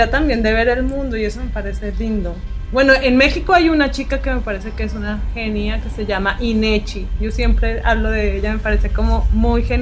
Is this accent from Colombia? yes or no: yes; Colombia; Y yo, no, colombiana.